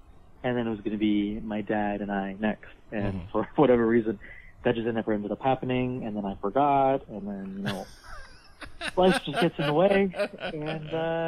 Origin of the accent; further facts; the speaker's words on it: Canada; also born or lived in Mexico; I was 4, so, like, I'm more Canadian than I am Mexican at this point.